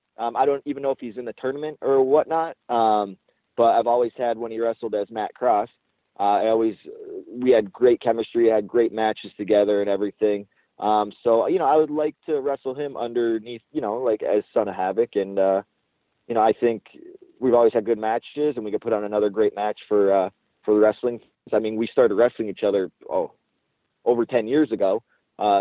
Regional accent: Windsor, Ontario, Canada; Windsor, that's my hometown

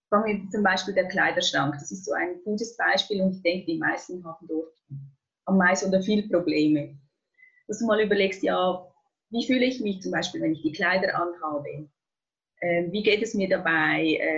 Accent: Switzerland; wie ihr hört, ich komme aus der Schweiz.

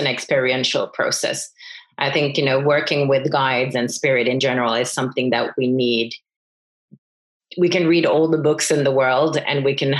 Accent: France; moved away as an adult; also born or lived in Finland; I grew up in France. I'm Finnish originally, grew up in France, and then I came to Finland

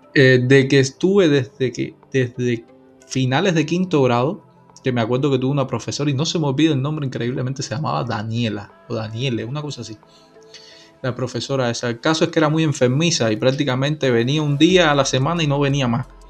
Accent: Santa Clara, Villa Clara, Cuba; moved away; yo soy de Santa Clara

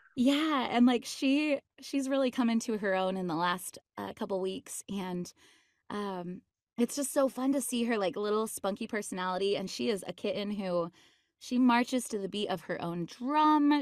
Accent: Utah, United States; I grew up in Utah

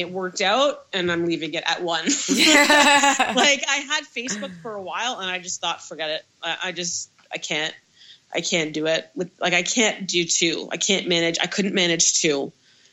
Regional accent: Toronto, Ontario, Canada; I'm from Toronto

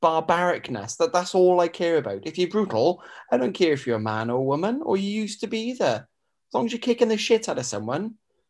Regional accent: Wales, United Kingdom; As weird Welsh weaklings.

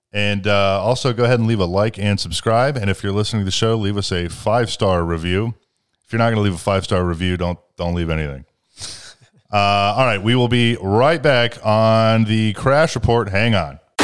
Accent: Ohio, United States; born or raised there

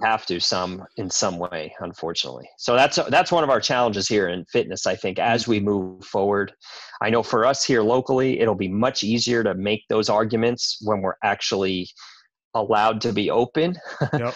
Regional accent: New York, United States; I grew up in New York, so I grew up eating good food

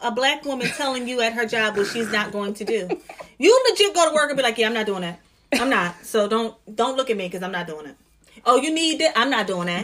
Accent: New Jersey, United States; now in Philadelphia, United States; I'm from Jersey. I'm from the suburbs

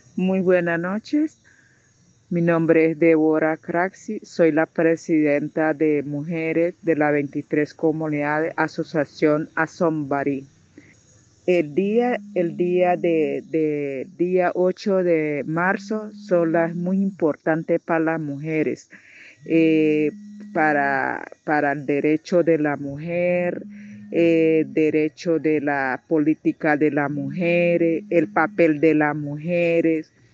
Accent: Norte de Santander, Colombia; also born or lived in Tibú; para nosotros las norte santanderianas

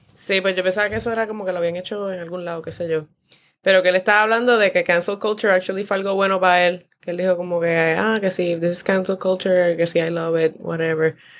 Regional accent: Mayagüez, Puerto Rico; yo soy de Mayagüez

